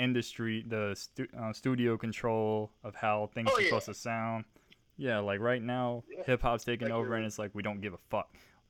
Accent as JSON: {"language": "English", "town": "Virginia Beach", "region": "Virginia", "country": "United States"}